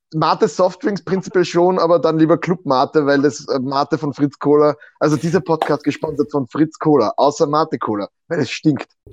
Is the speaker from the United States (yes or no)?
no; Austria; als Österreicher